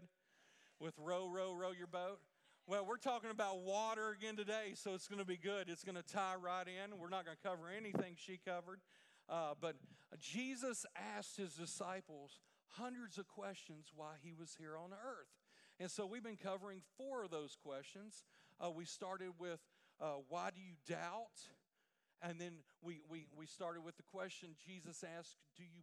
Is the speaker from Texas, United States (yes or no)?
yes; Port Arthur, Texas, United States; I'm from Port Arthur, the capital of Louisiana, but it's in Texas